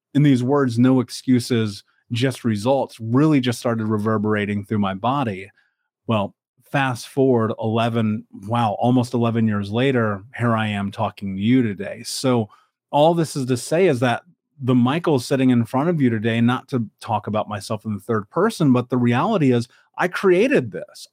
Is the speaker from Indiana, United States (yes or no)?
yes; Indianapolis, Indiana, United States; I grew up in America. I grew up in Indianapolis